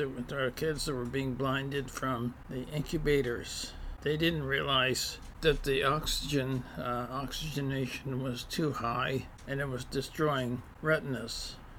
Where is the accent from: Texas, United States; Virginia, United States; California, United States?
California, United States; San Francisco; I was born in San Francisco in 1945. At that time, it was the Stanford had a hospital in San Francisco. I think it's gone now. I was born there. My dad worked for Pan American.